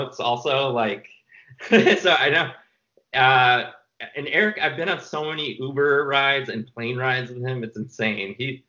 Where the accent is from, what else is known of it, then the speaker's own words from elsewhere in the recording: New York, United States; he's in New York because I'm from New York.